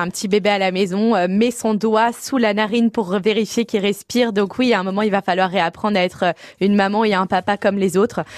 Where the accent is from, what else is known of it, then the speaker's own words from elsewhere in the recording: Paris, Île-de-France, France; je suis parisienne et j'étais à Chambéry